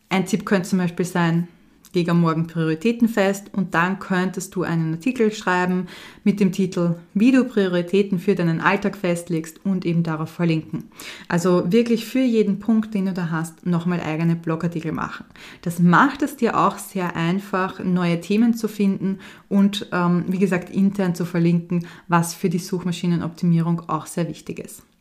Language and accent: German; Vienna, Austria; born there; Für mich als Wienerin natürlich oder gebürtige Wienerin ein sehr spannendes